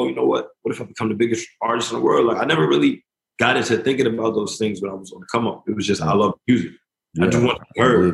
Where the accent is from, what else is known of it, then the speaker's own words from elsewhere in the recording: Elmont, New York, United States; now in Connecticut, United States; I was raised in Elmont, which is the first city in Long Island